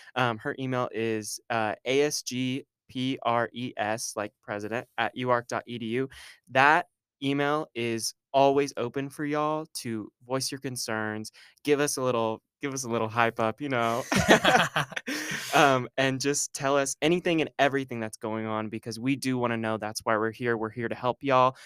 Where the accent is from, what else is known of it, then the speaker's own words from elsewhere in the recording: Argyle, Texas, United States; moved away as an adult; now in Arkansas, United States; I am from Argyle, Texas, which is a little hour north of Dallas